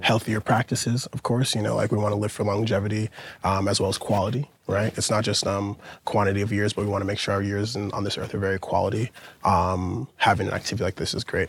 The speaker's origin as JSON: {"language": "English", "town": "Portland", "region": "Oregon", "country": "United States", "moved": "as an adult", "lives_now": "New York, United States", "said": "from Portland, Oregon. Been living in New York the past six or so years"}